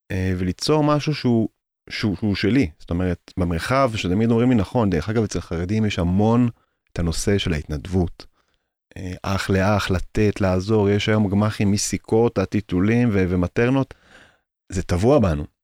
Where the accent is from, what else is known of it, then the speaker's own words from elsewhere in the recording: Jerusalem, Jerusalem District, Israel; אני יליד קטמונים